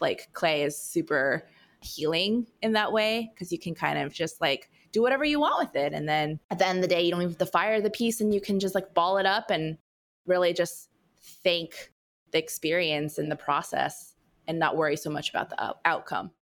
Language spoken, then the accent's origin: English; California, United States; born and raised in California gal in me